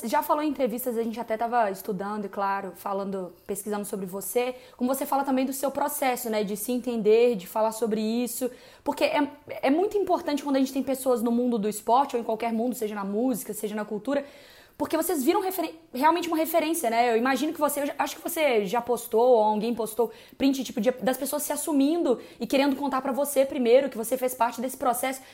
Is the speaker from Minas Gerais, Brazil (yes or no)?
yes; Belo Horizonte, Minas Gerais, Brazil; also born or lived in São Caetano do Sul; now in São Paulo, Brazil; Porque eu sou de BH e mudei para São Paulo.